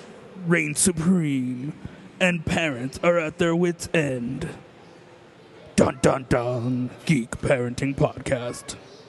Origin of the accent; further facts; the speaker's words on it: Colorado, United States; Well, yeah. We're from Colorado, though.